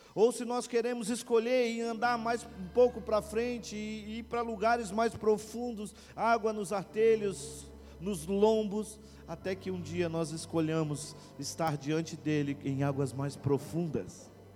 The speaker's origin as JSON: {"language": "Portuguese", "town": "Paranaguá", "region": "Paraná", "country": "Brazil", "moved": "as an adult", "lives_now": "Itajaí, Brazil", "said": "Eu sou paranaense, eu sou de uma cidade chamada Paranaguá, no litoral do Paraná. Eu estou já desde 2002 em Itajaí."}